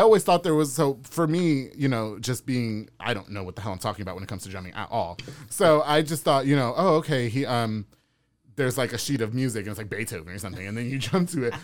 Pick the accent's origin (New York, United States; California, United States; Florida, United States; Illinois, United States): New York, United States; also born or lived in Texas; now in Waco, United States; I'm from New York.